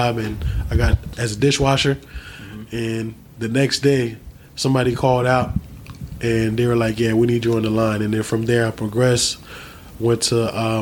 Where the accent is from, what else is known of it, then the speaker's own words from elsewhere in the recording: Haiti; moved away; also born or lived in New Jersey; I was born in Haiti